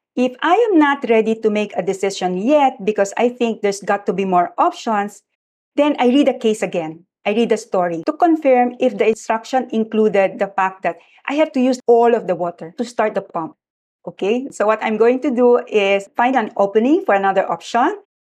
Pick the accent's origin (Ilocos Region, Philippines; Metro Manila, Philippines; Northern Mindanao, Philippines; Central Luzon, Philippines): Central Luzon, Philippines; Malolos; moved away as an adult; I come from Malolos, which was not yet a city then, very rustic place. And in our house, we have a water pump